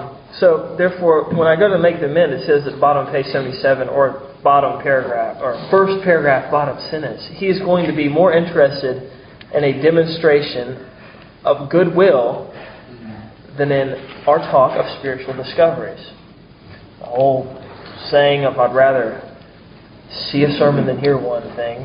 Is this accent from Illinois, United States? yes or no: no; Mount Pleasant, South Carolina, United States; also born or lived in Charleston; I'm from Charleston, but grew up in Mount Pleasant, spent a lot of time downtown in Charleston too